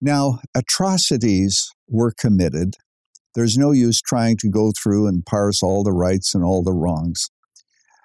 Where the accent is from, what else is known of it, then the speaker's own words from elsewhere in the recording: Canada; I was born in Canada.